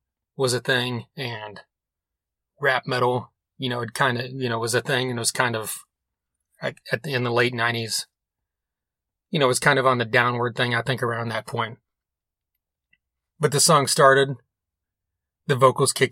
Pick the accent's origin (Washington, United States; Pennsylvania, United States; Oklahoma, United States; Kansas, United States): Oklahoma, United States; Broken Arrow; I'm from Broken Arrow right outside of Tulsa.